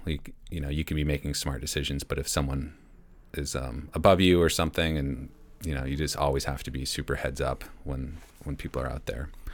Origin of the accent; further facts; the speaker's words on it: Mount Washington Valley, New Hampshire, United States; also born or lived in San Diego; I grew up here in the Mount Washington Valley